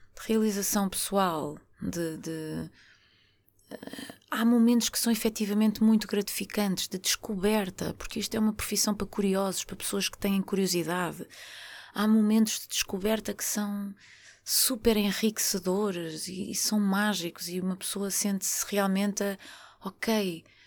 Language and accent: Portuguese; Porto, Norte, Portugal; eu sou uma pessoa do Porto, sou do Norte